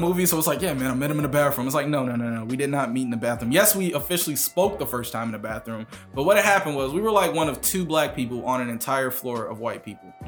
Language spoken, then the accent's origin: English; Kansas City, Missouri, United States; moved away as an adult; now in New York, United States; I'm from Kansas City.